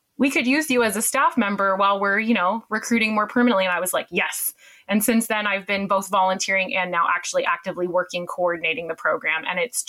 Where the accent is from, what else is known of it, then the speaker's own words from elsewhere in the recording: Canada; accent: Canadian; moved away as an adult; now in United Kingdom; I'm Canadian, as you can tell from the accent, but I've lived here almost about 10 years now